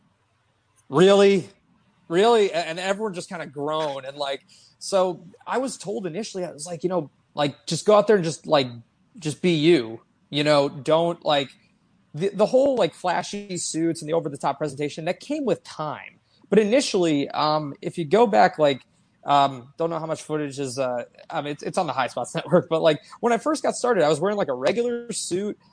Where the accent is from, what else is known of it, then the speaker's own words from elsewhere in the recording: Connecticut, United States; my hometown in Connecticut